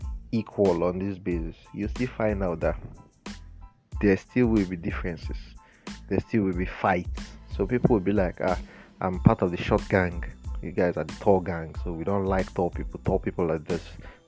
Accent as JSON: {"language": "English", "country": "Nigeria", "said": "in Nigeria here"}